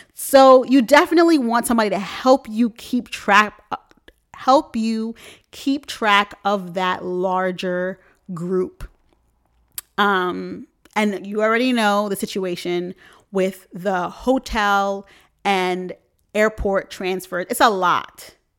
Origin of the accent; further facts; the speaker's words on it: New York, United States; I'm from New York